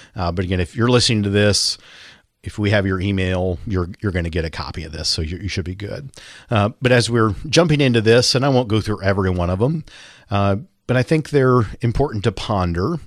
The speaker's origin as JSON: {"language": "English", "town": "Linden", "region": "Kansas", "country": "United States", "tie": "born or raised there", "said": "I grew up in Linden, Kansas, population twelve hundred."}